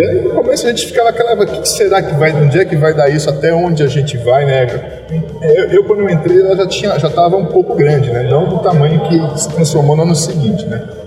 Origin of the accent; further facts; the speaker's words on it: Curitiba, Paraná, Brazil; also born or lived in Presidente Prudente; Minha primeira lotação foi em Curitiba, eu tive o prazer já de ser lotado na minha cidade natal